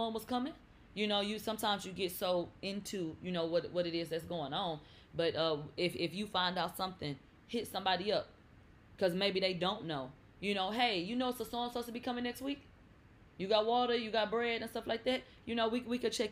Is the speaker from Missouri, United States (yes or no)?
no; Texas, United States; I'm from Texas. I don't do basements.